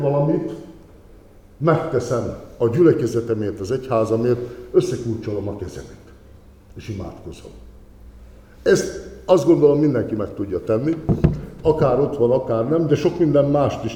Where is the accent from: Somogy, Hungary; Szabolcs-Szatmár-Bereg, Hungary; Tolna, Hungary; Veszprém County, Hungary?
Somogy, Hungary; Zselickisfalud; now in Kaposvár, Hungary; a szülőfalumnak a lelkésze, és Zseric kisfaludi vagyok